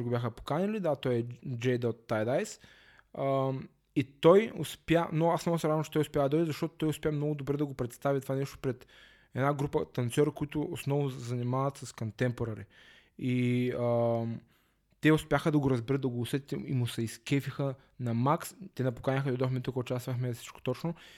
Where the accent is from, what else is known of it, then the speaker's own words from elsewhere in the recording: Varna, Varna Province, Bulgaria; аз съм си от Варна